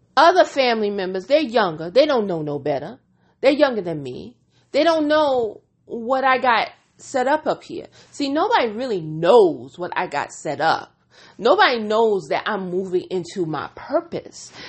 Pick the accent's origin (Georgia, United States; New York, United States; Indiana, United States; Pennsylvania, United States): New York, United States; I am a New Yorker